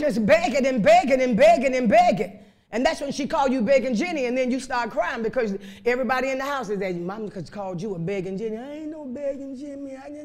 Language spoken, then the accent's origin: English; Chicago, Illinois, United States; I was raised up in Chicago on the west side